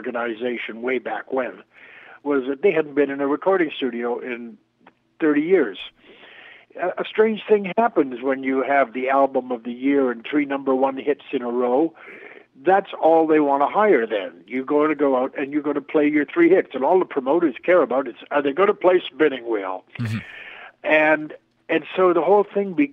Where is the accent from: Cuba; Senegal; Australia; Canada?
Canada; Toronto, Ontario; also born or lived in New York; now in Toronto, Canada; moved back to my hometown of Toronto